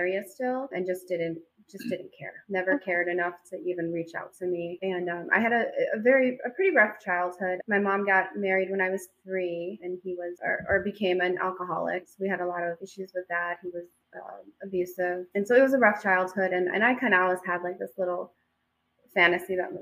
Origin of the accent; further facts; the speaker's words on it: Chicago, Illinois, United States; I grew up in Chicago